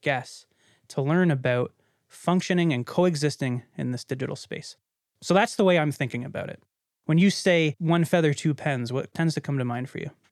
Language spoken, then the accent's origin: English; Canada; as a Canadian that grew up in a very small conservative city